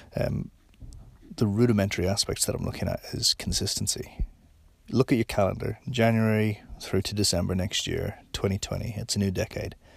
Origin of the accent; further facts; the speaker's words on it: Ireland; now in New Zealand; being Irish